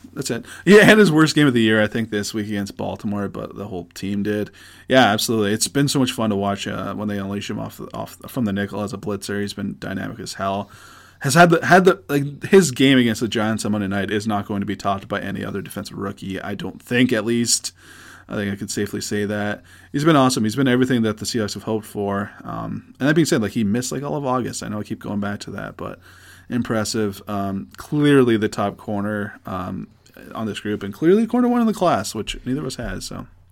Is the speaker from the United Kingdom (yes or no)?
no; Canada; we're Canadian